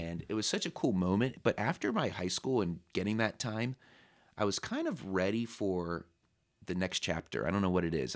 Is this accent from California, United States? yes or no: yes; San Diego, California, United States; moved away as an adult; also born or lived in Temecula, California / Los Angeles, California; now in Pennsylvania, United States; I was born in San Diego, and then when I was about sixth or seventh grade, my parents moved out to the desert in Temecula